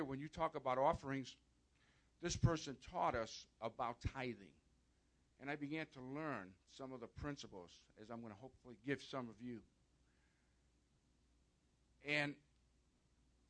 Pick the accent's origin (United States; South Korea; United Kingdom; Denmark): United States; outside of Chicago, Illinois; I was born and raised outside of Chicago, Catholic.